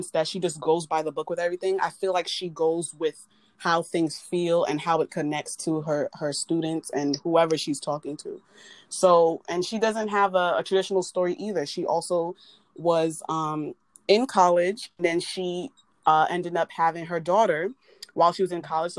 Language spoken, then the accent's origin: English; United States; my parents weren't born here. They're from Jamaica, but I was born here